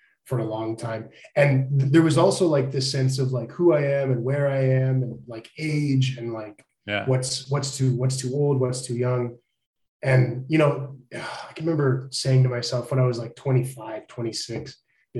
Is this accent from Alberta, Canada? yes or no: yes; Edmonton, Alberta, Canada; I grew up in Edmonton in like the late 80s.